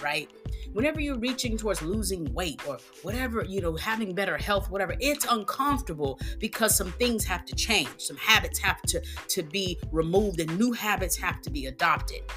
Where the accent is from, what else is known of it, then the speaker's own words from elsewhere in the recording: Texas, United States; I'm from Texas